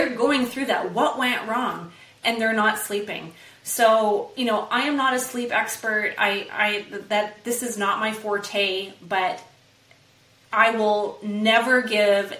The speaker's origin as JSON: {"language": "English", "country": "Canada", "said": "I'm from Canada"}